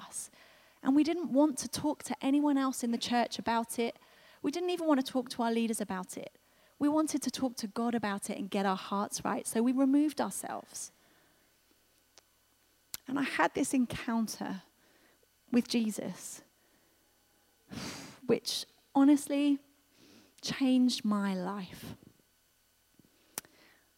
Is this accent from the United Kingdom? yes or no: yes; United Kingdom; we're so British